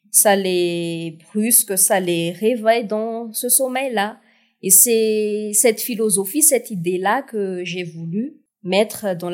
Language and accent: French; South-West, France; j'ai choisi ce, ce, titre de 1 pour euh, marquer d'où je viens, du sud-ouest, euh, en hommage de ma ville natale